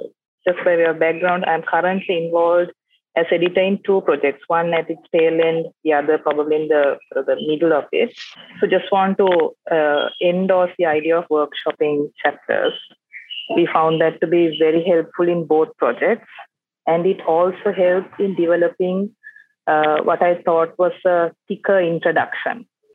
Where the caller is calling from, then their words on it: Colombo, Western Province, Sri Lanka; For those of you who don't know me, I'm joining from Colombo, Sri Lanka. I was part of Melbourne Law School for 2 years and I'm back to Sri Lanka now, where the economy is falling apart.